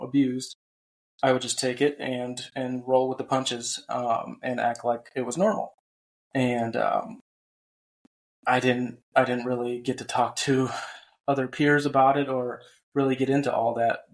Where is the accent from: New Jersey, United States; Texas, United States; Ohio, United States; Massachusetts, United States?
Ohio, United States; Cleveland; now in North Carolina, United States; I grew up in Cleveland, Ohio, and now I live in North Carolina